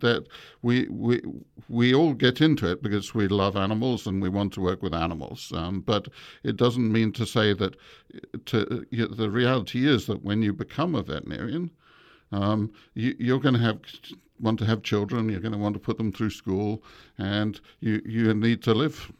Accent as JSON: {"language": "English", "region": "England", "country": "United Kingdom", "tie": "born or raised there", "also_born_or_lived": "Malaysia", "moved": "yes", "said": "I grew up in England, but I was born in Malaysia"}